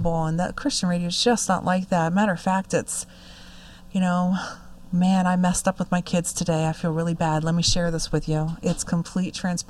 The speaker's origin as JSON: {"language": "English", "region": "New Jersey", "country": "United States", "said": "I'm from Jersey"}